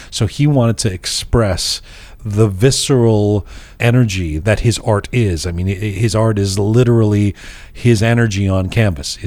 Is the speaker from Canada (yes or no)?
no; London, United Kingdom; moved away; going back to London, my hometown